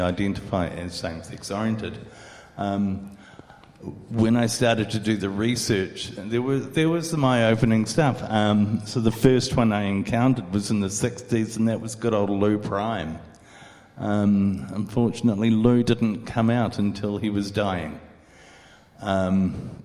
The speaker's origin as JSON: {"language": "English", "town": "Christchurch", "region": "Canterbury", "country": "New Zealand", "tie": "born or raised there", "said": "growing up in New Zealand, in Christchurch"}